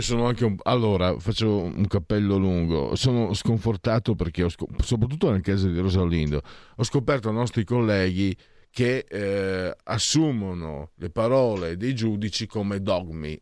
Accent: Friuli-Venezia Giulia, Italy; dalle mie parti

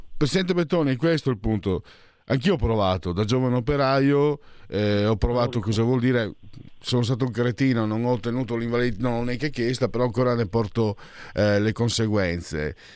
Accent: Friuli-Venezia Giulia, Italy; io vengo dal Friuli

